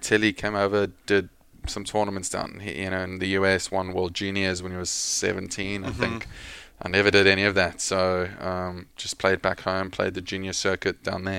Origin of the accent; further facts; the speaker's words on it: Cape Town, Western Cape, South Africa; born there; also born or lived in Pretoria; We moved around quite a lot as a kid. Spent 4 years in Cape Town. Obviously, don't remember much of it.